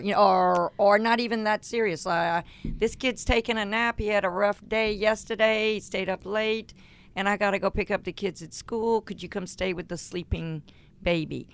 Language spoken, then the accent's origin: English; Cajun, Louisiana, United States; I'm a Cajun